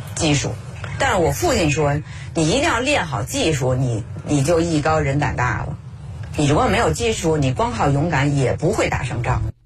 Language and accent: Chinese; Beijing, China; 我们小时候就住在空军大院，离这儿很近